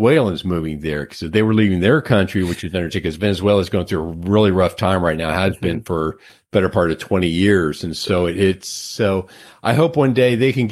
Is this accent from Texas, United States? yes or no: no; Cincinnati, Ohio, United States; growing up in the Cincinnati area